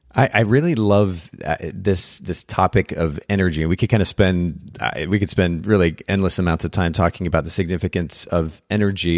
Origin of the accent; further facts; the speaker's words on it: Chattanooga, Tennessee, United States; here in my hometown of Chattanooga